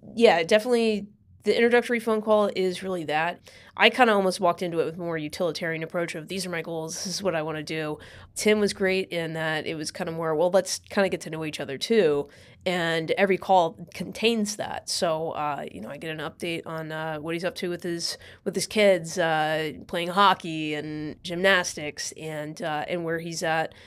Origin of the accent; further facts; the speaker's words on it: California, United States; moved away as an adult; also born or lived in Idaho; now in New York, United States; I was born and raised in California